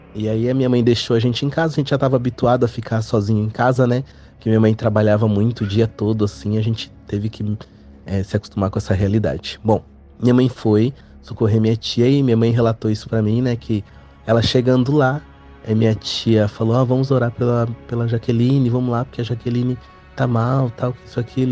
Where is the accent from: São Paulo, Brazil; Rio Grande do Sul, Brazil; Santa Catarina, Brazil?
São Paulo, Brazil; Ferraz de Vasconcelos; also born or lived in Bom Jesus da Lapa, Bahia; nós morávamos em Ferraz de Vasconcelos, que é onde eu nasci